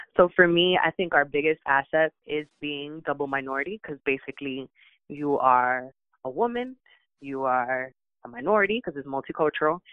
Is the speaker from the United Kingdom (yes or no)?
no; United States; also born or lived in Dominican Republic; I was raised in the United States